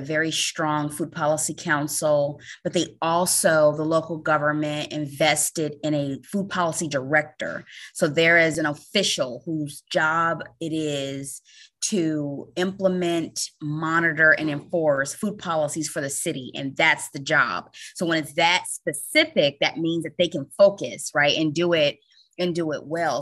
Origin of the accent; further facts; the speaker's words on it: Chicago, Illinois, United States; moved away as an adult; I'm from Chicago and moved to the East Coast to work at the U S D